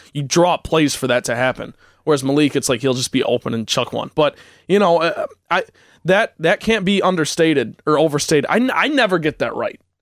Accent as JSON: {"language": "English", "town": "Chicago", "region": "Illinois", "country": "United States", "said": "I'm from Chicago."}